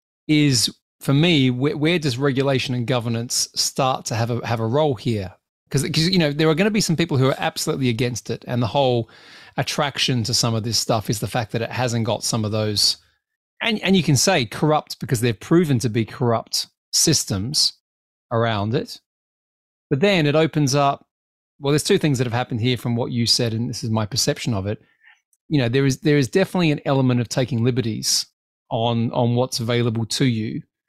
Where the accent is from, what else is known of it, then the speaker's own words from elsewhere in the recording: Australia; now in United Kingdom; Well, yeah, I'm Australian. You forget this. I live here.